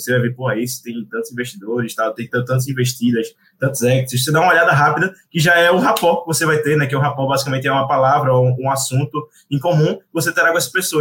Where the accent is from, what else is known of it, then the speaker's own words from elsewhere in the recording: Recife, Pernambuco, Brazil; eu sou de Recife